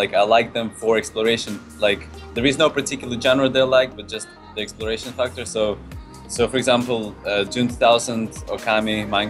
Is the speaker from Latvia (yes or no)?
yes; Latvia; now in London, United Kingdom; Like, I'm from Latvia.